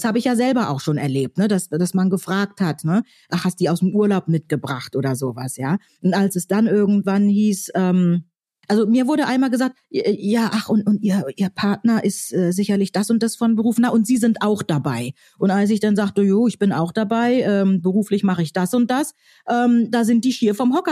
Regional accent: Northern Germany, Germany; Ja, also ich komme ja aus Norddeutschland und da ähm, habe ich also in meiner Jugend oft erlebt

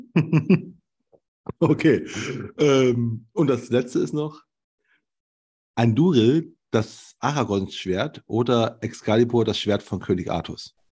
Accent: Germany; ich komme aus der DDR

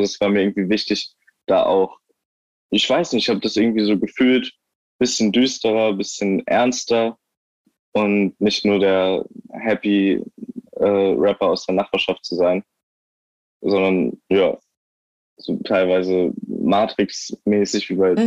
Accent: Eckernförde, Schleswig-Holstein, Germany; moved away as an adult; ich bin da halt aufgewachsen, bis ich 19 war

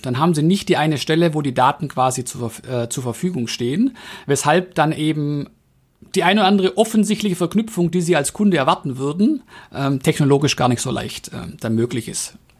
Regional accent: Swabia, Germany; als Schwabe

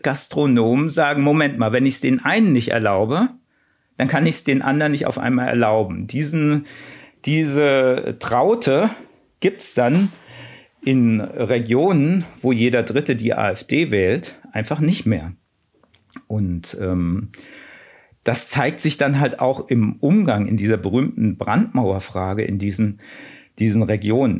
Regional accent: small town near Mörfelden-Walldorf, Hesse, Germany; now in Berlin, Germany; Ich bin ja in Hessen aufgewachsen, in einer Kleinstadt in der Nähe von Mörfelden-Walldorf

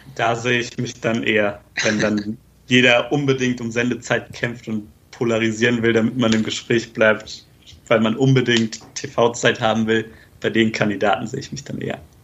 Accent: near the border with Hesse, northern Bavaria, Germany; ich komme jetzt auch eher aus Bayern halt, zwar im Norden, auch eher so Grenze Richtung Hessen

